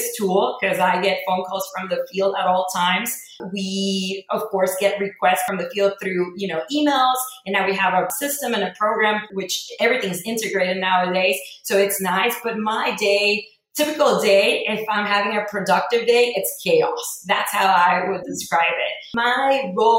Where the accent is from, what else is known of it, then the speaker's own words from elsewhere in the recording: Mexico; moved away as an adult; also born or lived in El Paso, Texas; now in Houston, United States; I was born and raised in Mexico. I moved to El Paso to go to the University of Texas at El Paso